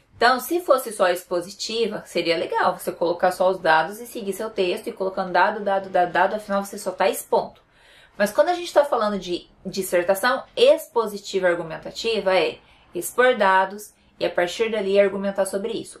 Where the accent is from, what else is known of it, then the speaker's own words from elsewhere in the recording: Paraná, Brazil; eu sou do Paraná